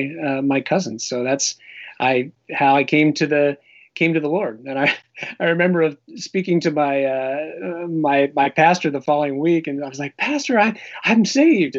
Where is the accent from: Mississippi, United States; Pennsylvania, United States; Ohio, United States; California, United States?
Pennsylvania, United States; I grew up in Pennsylvania